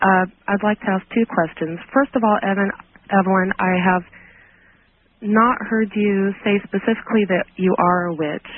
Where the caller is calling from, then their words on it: Washington, United States; Good evening. I'm calling from Washington State.